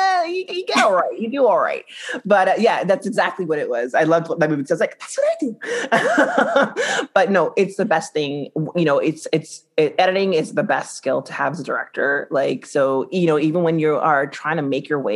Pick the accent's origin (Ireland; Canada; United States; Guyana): Guyana; I'm Guyanese